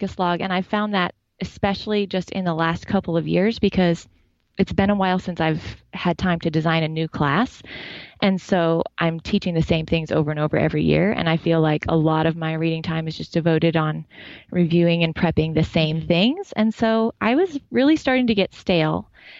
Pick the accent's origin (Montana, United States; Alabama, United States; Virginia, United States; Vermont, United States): Montana, United States; Well, I'm an English lit teacher from rural Montana.